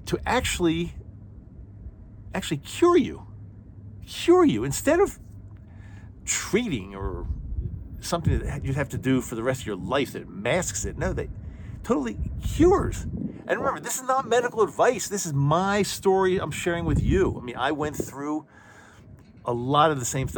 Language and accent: English; Utah, United States; my home state of Utah